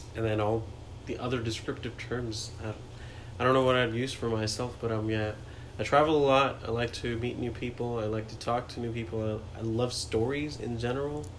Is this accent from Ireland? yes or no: no; New Delhi, Delhi, India; first language Hindi; English is a second language; moved away as an adult; also born or lived in Agra, India; now in United States; New Delhi is where I grew up, but I was born in Agra, which is where the Taj Mahal is.